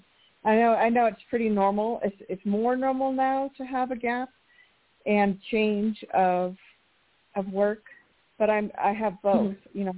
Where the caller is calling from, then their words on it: New Mexico, United States; in New Mexico.